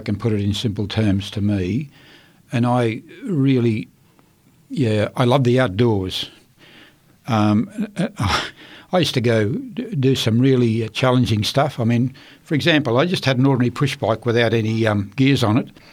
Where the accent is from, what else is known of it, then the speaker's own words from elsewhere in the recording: Queensland, Australia; also born or lived in Rockhampton, Queensland / Chinchilla, Queensland; I was born in Rockhampton, Queensland, in uh, 1940